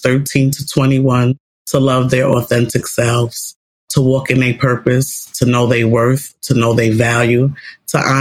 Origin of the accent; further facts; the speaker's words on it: New York City, New York, United States; I grew up in New York City public housing as a young lady, as a teen, with my mom.